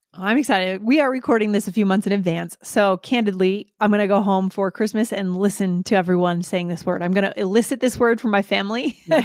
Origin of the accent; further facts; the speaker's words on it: New England, United States; I grew up in New England